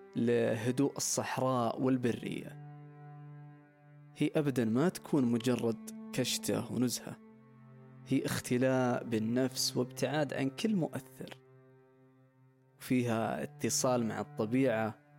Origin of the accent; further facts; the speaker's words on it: Saudi Arabia; كشتاتنا كسعوديين